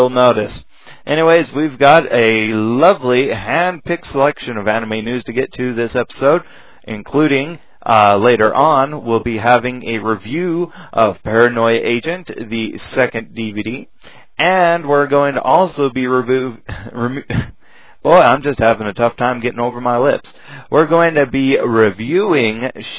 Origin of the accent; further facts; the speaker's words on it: United States; being an American